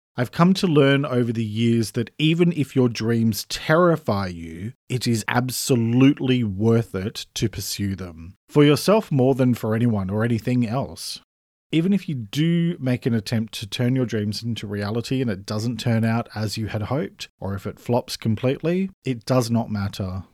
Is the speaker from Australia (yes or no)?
yes; Australia; I'm an Australian writer